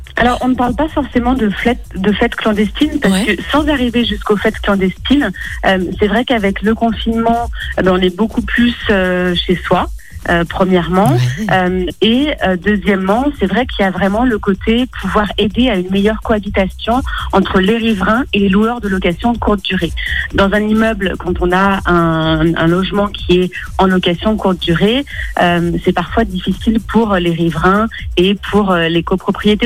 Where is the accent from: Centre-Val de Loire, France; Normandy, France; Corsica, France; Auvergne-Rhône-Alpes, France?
Auvergne-Rhône-Alpes, France; Lyon; je suis lyonnaise